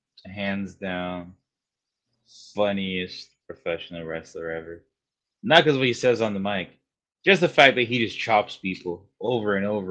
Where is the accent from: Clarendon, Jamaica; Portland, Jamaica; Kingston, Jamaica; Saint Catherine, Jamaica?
Portland, Jamaica; Port Antonio; moved away; I grew up in Port Antonio and I spent most of my life in Jamaica.